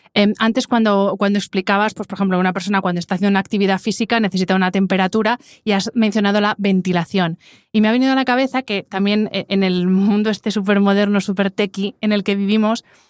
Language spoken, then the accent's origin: Spanish; Madrid, Community of Madrid, Spain; yo que soy de Madrid, que vengo mucho a Valencia